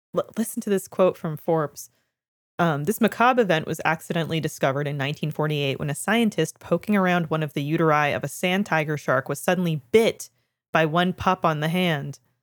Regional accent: Canada; I'm not from Kitchener, but I am Canadian

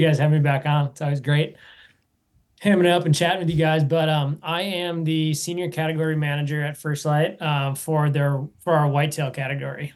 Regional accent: Wisconsin, United States; I grew up in Wisconsin.

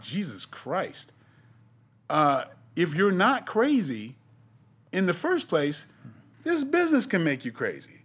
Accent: East Coast, United States; I'm from the East Coast

